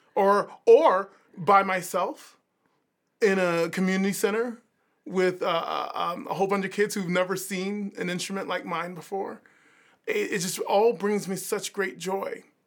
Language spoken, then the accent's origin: English; Savannah, Georgia, United States; moved away; also born or lived in Philadelphia; growing up in Savannah